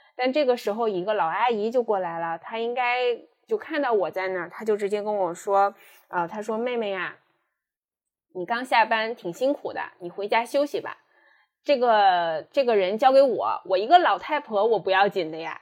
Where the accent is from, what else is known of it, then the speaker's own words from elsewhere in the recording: northern China, China; moved away as an adult; also born or lived in Shanghai; 因为我本身是北方人，来到上海读书，然后工作